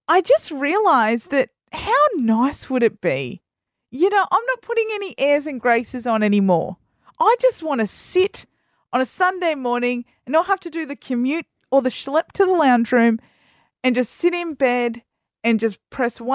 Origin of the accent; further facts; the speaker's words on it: Australia; as an Australian